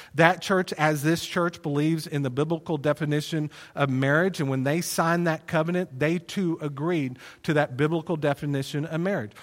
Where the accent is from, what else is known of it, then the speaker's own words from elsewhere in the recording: Plano, Texas, United States; also born or lived in Wylie, Texas; we moved from Plano to Wiley, um, on my twelfth birthday. And so I was in the sixth grade.